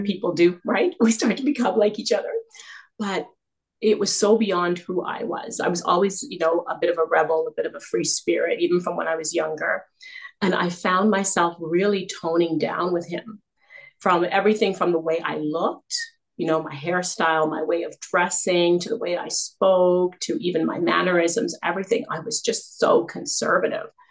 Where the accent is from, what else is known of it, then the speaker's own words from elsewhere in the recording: Canada; also born or lived in South Africa; I was born in South Africa. Uh, but we migrated to Canada and when I was just a toddler. So I've grown up here.